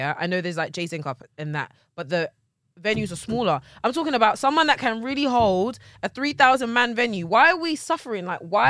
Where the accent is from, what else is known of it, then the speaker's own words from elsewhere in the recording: London, United Kingdom; I grew up, I was born and raised inside of London.